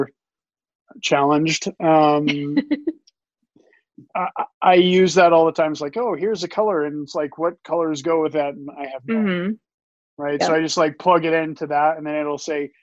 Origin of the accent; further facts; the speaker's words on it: Southwest Missouri, United States; I grew up in Missouri